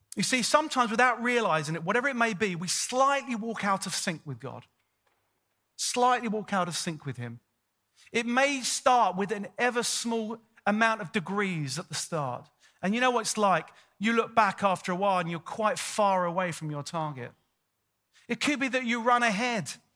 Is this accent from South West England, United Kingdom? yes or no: no; London, United Kingdom; moved away as an adult; also born or lived in Sydney, Australia; I'm born and bred, I'm born and bred in North London